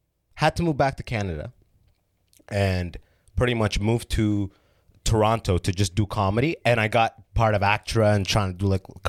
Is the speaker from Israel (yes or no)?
no; Sudan; I didn't have Jamaica. I'm from Sudan, which is like, there's no, like, you'll kill you for weed.